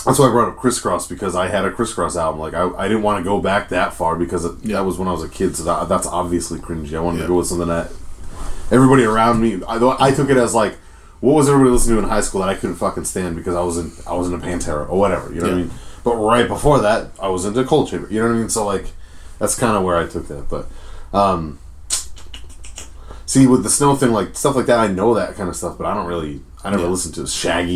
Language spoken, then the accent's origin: English; East Coast, United States; I'm from the East Coast